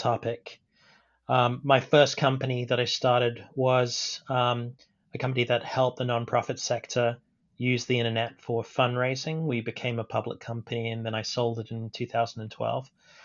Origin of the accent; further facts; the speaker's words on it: United Kingdom; moved away as an adult; also born or lived in Stanford, United States; now in United States; I'm of Indian descent, grew up in the UK